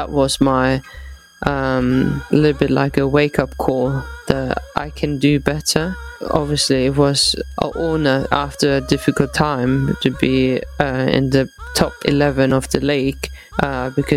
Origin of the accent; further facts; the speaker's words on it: Eislingen, Baden-Württemberg, Germany; moved away as an adult; now in England; So I started with the boys, obviously in my home town in Eislingen.